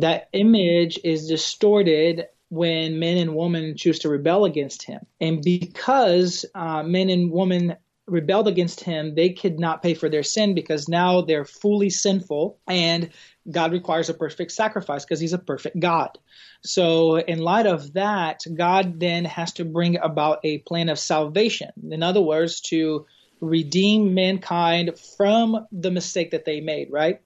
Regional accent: an island in South Brazil, Brazil; English is a second language; moved away as an adult; also born or lived in Arkadelphia, Arkansas; now in United States; I was born and raised in an island in South Brazil

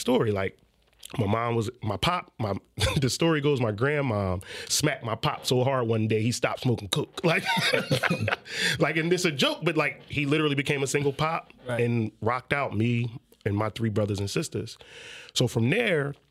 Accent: Philadelphia, Pennsylvania, United States; I'm from West. So I'm from 58th Street

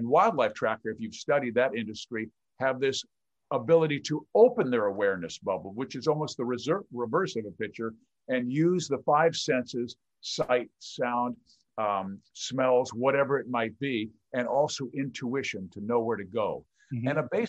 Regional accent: Kansas City, Missouri, United States; moved away; This is where I grew up. I'm from Kansas City. I grew up a Royals and Chiefs fan.

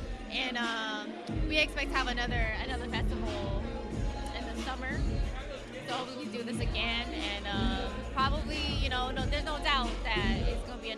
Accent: San Diego, California, United States; I'm from here. I'm native.

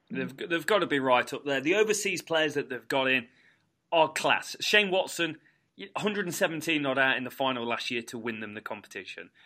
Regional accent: England, United Kingdom; as Englishman

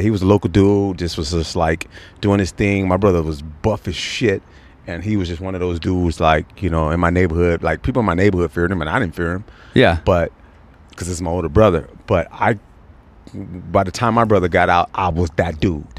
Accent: Los Angeles, California, United States; also born or lived in New Orleans; now in Riverside, United States; I'm born and raised in South Central.

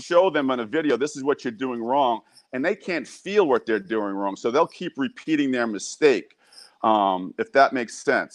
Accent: New York, United States; I'm from New York

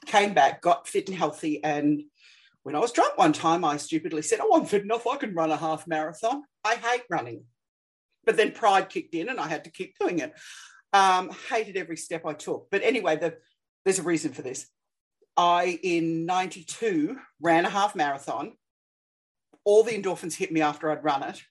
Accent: Australia; I'm Australian

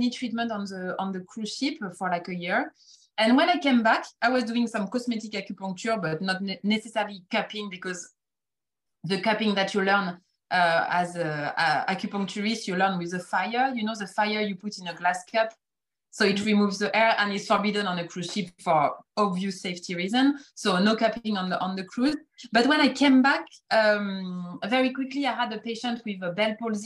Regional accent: France; accent: French; English is a second language; moved away as an adult; now in United Kingdom; with my French accent that I cannot hide after 20 years in the UK.

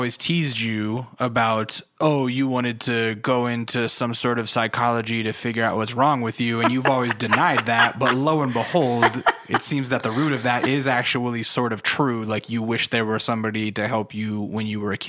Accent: Alaska, United States; I grew up in Alaska on an Air Force base. There was nothing to do except bowling on Saturday mornings.

